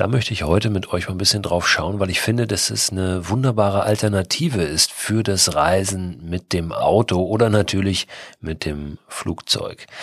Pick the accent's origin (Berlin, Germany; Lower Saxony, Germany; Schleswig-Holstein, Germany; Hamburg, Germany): Hamburg, Germany; Als Hamburger